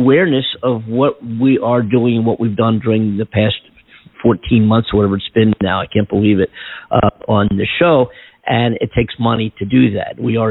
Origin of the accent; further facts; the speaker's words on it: Philadelphia, Pennsylvania, United States; I'm from Philadelphia